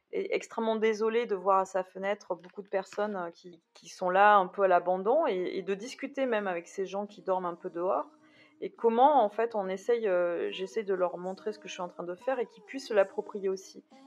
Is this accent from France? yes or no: yes; Bordeaux, Nouvelle-Aquitaine, France; je suis bordelaise, donc euh, c'est vrai que je Bordeaux c'est une ville quand même que je connais